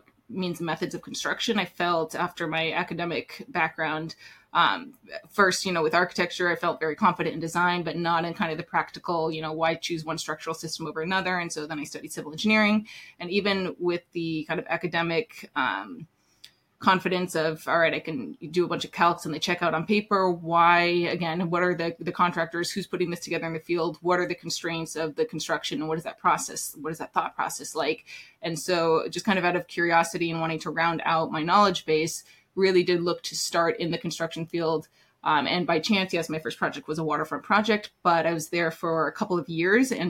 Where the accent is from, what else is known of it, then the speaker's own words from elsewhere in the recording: Anchorage, Alaska, United States; also born or lived in Middle East / Northeast US; now in New York City, United States; I grew up in Anchorage, Alaska